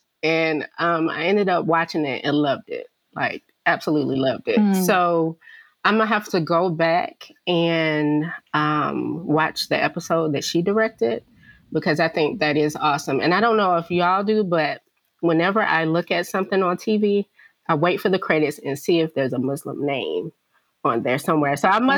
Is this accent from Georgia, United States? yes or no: yes; Atlanta, Georgia, United States; I'm from Atlanta, right?